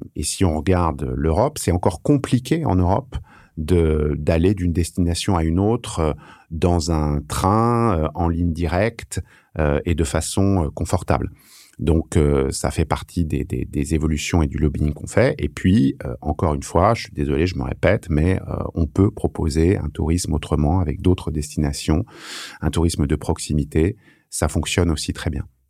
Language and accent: French; France; on a la chance d'être français. C'est une chance inouïe d'habiter en France